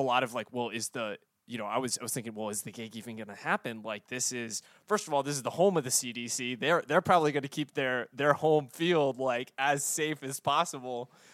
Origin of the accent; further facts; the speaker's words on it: the South, United States; born and raised in the South